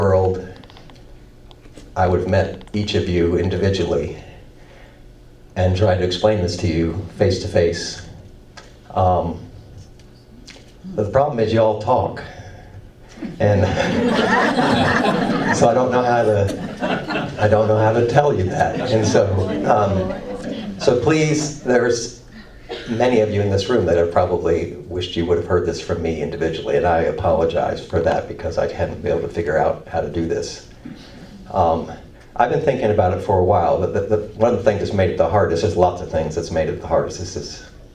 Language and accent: English; Indiana, United States; moved away as an adult; also born or lived in Erwin, Tennessee / Durham, North Carolina; I grew up in Indiana